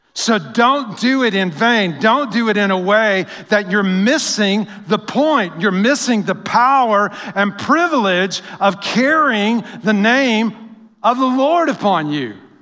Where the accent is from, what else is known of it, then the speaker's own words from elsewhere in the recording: United States; we as Americans